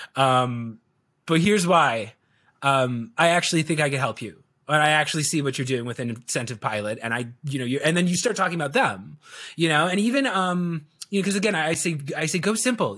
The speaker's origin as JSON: {"language": "English", "town": "Chicago", "region": "Illinois", "country": "United States", "tie": "born or raised there", "said": "I was born and raised in Chicago, so I am, I'm a Chicagoan through and through"}